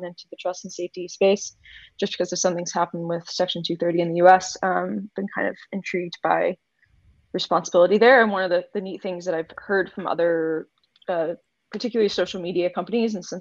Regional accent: United States; I'm extremely American

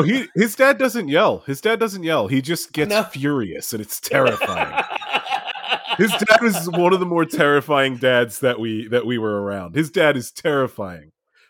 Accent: New Jersey, United States; moved away as an adult; also born or lived in Miami; So Sal and I grew up in New Jersey, and I lived there till I was 24.

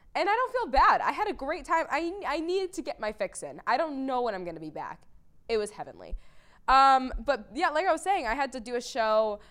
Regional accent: Boston, Massachusetts, United States; I growing up in Boston

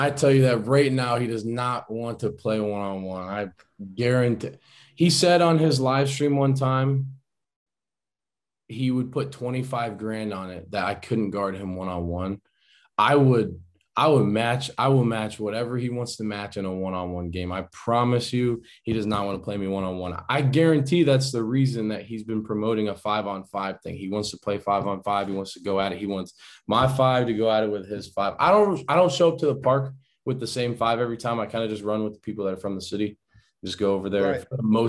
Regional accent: Cuyahoga Falls, Ohio, United States; now in Cape Coral, United States; I am home, Cape Coral, Florida. That's where I live. I'm not from Florida. A lot of people think I'm from Florida. My dad's originally from Florida, but I'm from like Cuyahoga Falls area. So then that's in Ohio. It's like maybe 10 minutes out from Akron, Ohio.

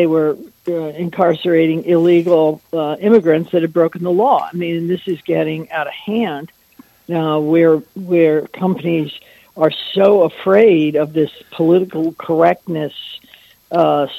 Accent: Naples, Florida, United States; so I'm in my hometown

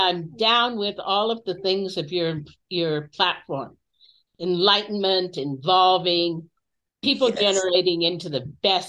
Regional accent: Berkeley, California, United States; I grew up around Berkeley, California in the 1960s.

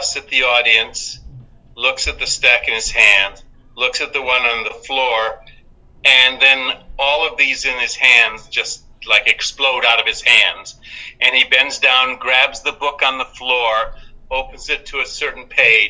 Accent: Michigan, United States; I was born in Detroit.

